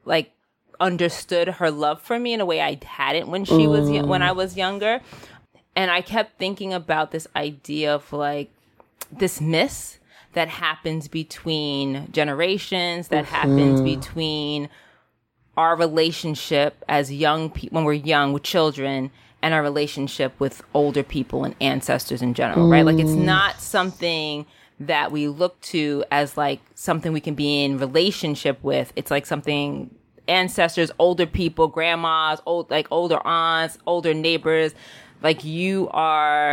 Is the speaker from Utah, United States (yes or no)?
no; New York City, New York, United States; I'm a city kid. I grew up in the Bronx in New York